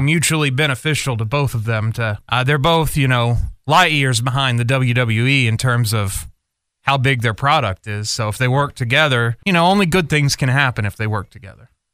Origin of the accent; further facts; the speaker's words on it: United States; as American fans